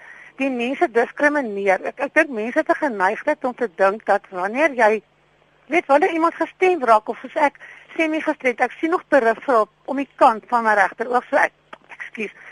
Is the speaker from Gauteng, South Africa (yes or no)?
no; Bloemfontein, Free State, South Africa; also born or lived in Port Elizabeth; now in Pretoria, South Africa; Ek is oorspronklik van Bloemfontein en toe in Port Elizabeth gewoon.